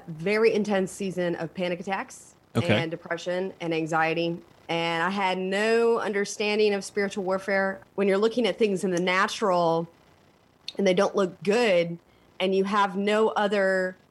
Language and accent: English; Elkhart, Indiana, United States; now in Raleigh, United States; I come from a little town in Indiana called Elkhart